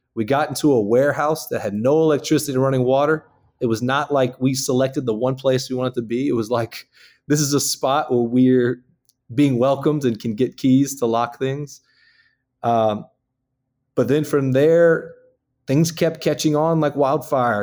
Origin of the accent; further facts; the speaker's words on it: Houma, Louisiana, United States; moved away as an adult; also born or lived in Lafayette, Louisiana; now in Baton Rouge, United States; I'm from Houma, Louisiana